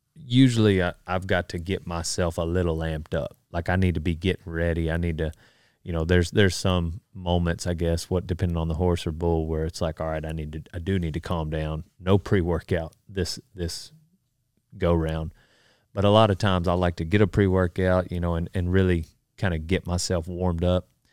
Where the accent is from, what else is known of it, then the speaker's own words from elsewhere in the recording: Memphis, Texas, United States; I grew up in Memphis, Texas.